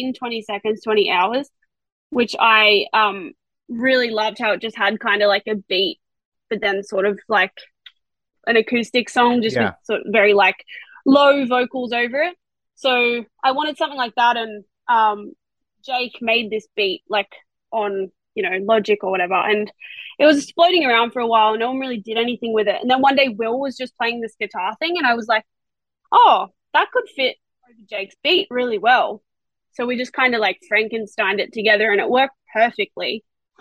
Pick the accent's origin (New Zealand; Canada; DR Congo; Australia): Australia; accent: Australian; I sing in an Australian accent